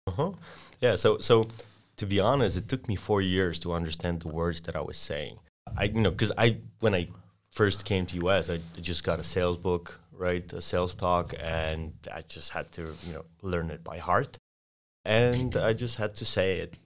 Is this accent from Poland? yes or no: yes; Poland; English is a second language; moved away as an adult; also born or lived in Austin, Texas; Sorry for my accent, but I'm an exchange student from Poland.